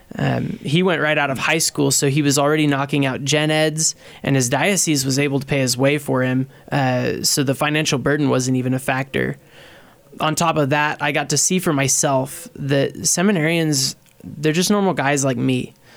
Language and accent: English; Beloit, Kansas, United States; I grew up in Beloit, uh, Kansas, and I did pre-K through twelve at the Catholic school there